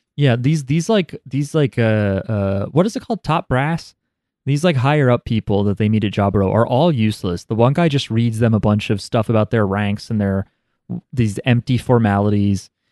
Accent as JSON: {"language": "English", "country": "United States", "said": "we're American"}